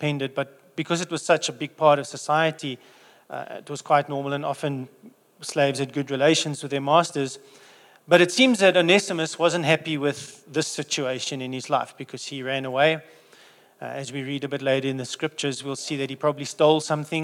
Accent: England, United Kingdom; So being English

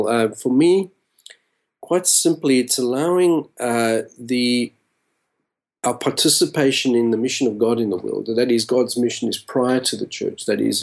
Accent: South Africa; moved away as an adult; also born or lived in Australia; now in Los Angeles, United States; I was born and raised in South Africa and left when I was about a 22-year-old, a young adult.

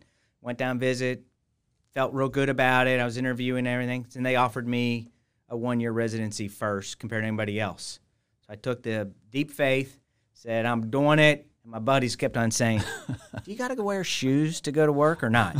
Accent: Cincinnati, Ohio, United States; moved away as an adult; also born or lived in Saint Louis; So I grew up in Cincinnati, Ohio

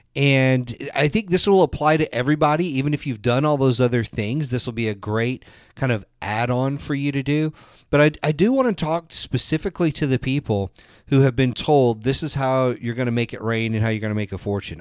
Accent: the South, United States; I'm from the South

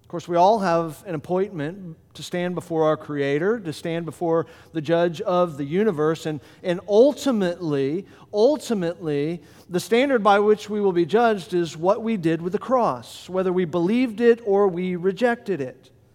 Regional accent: Florida, United States; moved away as an adult; now in Delaware, United States; I'm from Florida, and as he mentioned, everything good happened to me in Florida, and so I came to Delaware

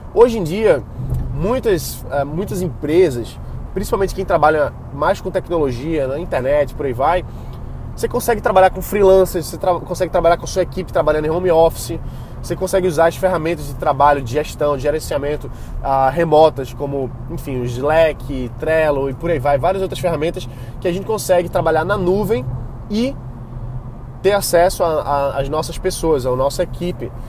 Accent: Brazil; Para Portugal é muito é mais fácil a gente como brasileiro adquirir possibilidade de morar lá

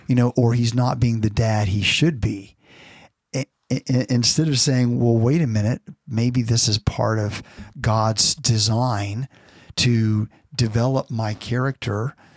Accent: Florida, United States; now in California, United States; growing up in Florida and now in California

